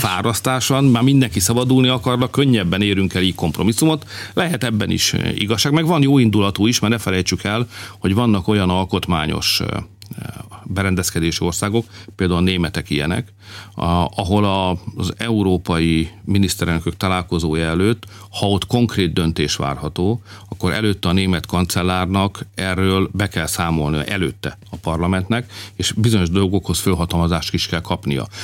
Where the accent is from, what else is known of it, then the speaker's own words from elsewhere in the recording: Hungary; Hát magyarok vagyunk